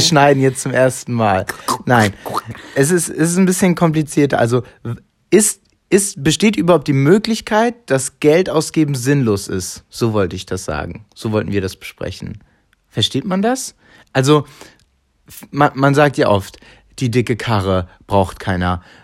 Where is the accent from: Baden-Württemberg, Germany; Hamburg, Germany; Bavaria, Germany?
Hamburg, Germany; ich bin in Hamburg aufgewachsen, groß geworden